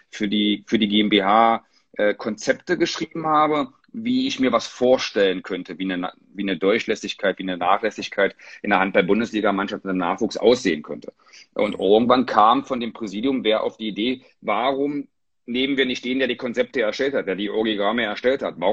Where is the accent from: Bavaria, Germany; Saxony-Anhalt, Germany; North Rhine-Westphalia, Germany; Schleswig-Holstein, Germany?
Saxony-Anhalt, Germany; Magdeburg; ich wusste, dass mein Lebensmittelpunkt äh, bitte in meiner Heimat, in Magdeburg bleiben möchte äh, wo meine Töchter geboren sind